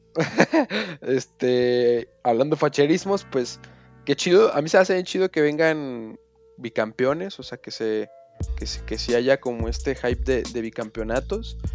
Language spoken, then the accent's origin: Spanish; Mexico; no solo como mexicano